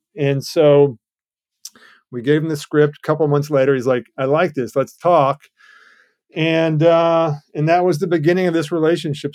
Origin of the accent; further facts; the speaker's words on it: Georgia, United States; I come from Georgia